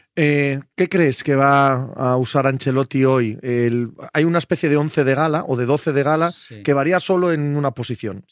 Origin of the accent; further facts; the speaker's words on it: Cangas de Narcea, Asturias, Spain; moved away; en mi pueblo, Cangas de Narcea